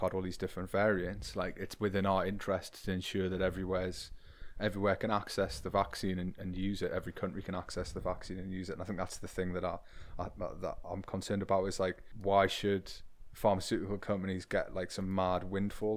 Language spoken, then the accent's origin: English; the Northeast, North East England, United Kingdom; I come from the Northeast, the de, the deindustrialized the Northeast